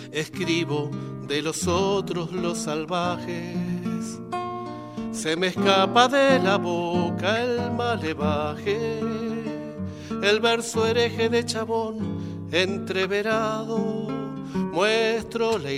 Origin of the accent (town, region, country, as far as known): Buenos Aires, Argentina; born or raised there